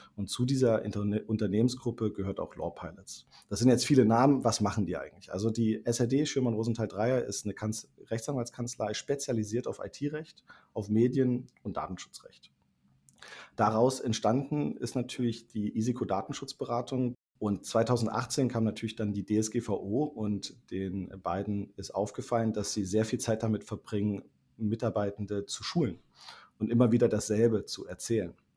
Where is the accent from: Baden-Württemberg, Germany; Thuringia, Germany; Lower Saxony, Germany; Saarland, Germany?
Thuringia, Germany; now in Berlin, Germany; gebürtiger Thüringer, als studierter Wirtschaftsinformatiker und lebender Berliner